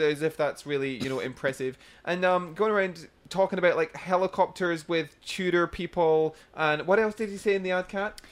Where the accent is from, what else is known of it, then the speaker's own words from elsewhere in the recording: Scotland, United Kingdom; now in Brisbane, Australia; as a Scottish guy who obviously being Scottish is really tight